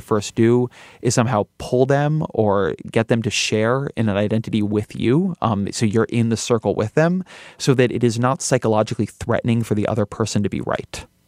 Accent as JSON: {"language": "English", "region": "California", "country": "United States", "said": "I'm Californian and I'm Jewish"}